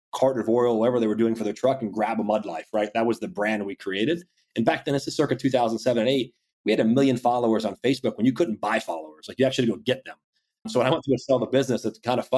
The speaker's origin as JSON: {"language": "English", "town": "Ocala", "region": "Florida", "country": "United States", "tie": "born or raised there", "said": "growing up in Central Florida in the Ocala area"}